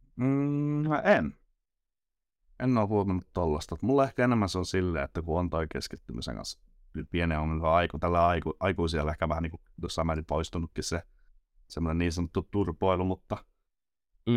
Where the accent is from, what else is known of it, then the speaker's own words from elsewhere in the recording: Nokia, Pirkanmaa, Finland; Nokialta Pirkanmaalta